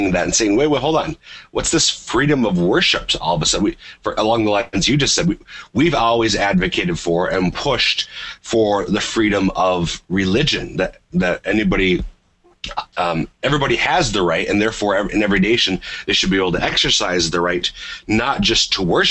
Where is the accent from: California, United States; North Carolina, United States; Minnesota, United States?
Minnesota, United States; I'm from Minnesota. I lived for several years in Minneapolis